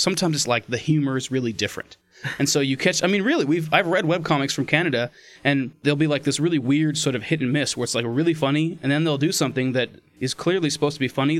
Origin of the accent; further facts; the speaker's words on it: California, United States; obviously we're from America, California.